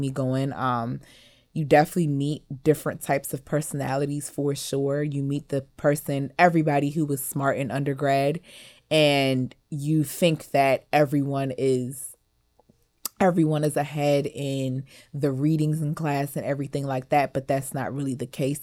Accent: Western Howard County, Maryland, United States; also born or lived in Montgomery County, Maryland / Cameroon (ancestry); I grew up in Western Howard County where, in the cornfields, where there's, like, barely any black people

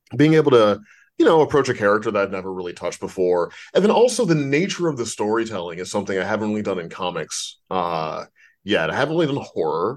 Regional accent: St. Louis, Missouri, United States; now in Los Angeles, United States; I'm from Saint Louis

